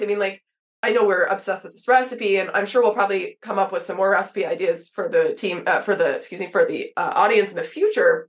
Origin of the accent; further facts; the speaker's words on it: Texas, United States; I grew up in Texas